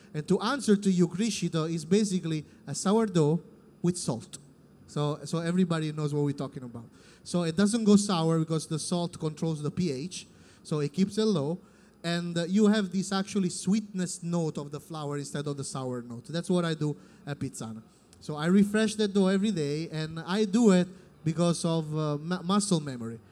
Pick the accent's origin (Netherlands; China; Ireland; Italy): Italy; Naples, Campania; English is a second language; moved away as an adult; also born or lived in Caserta; now in Los Angeles, United States; I'm from Naples